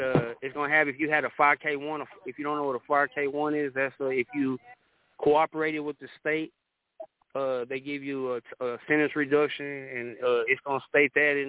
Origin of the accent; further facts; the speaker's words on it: Dallas, Texas, United States; I'm from Dallas